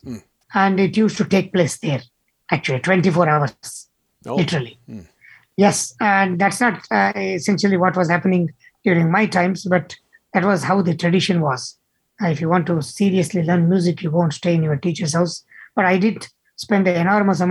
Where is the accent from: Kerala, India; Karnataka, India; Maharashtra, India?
Karnataka, India; Mysore; moved away as an adult; also born or lived in Boston, Massachusetts; now in Lawrence, United States; I am originally from India, from the beautiful city of Mysore in South India